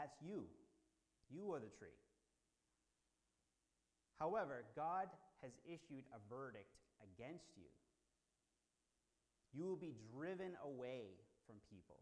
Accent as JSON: {"language": "English", "town": "Boston", "region": "Massachusetts", "country": "United States", "said": "I'm from Boston."}